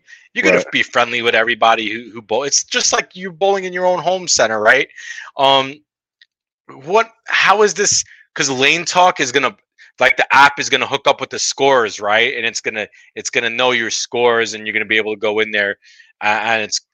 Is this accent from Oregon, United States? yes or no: no; New York City, New York, United States; where I grew up in Brooklyn Lanes. I'm sorry, Gil Hodges Lanes, Brooklyn, New York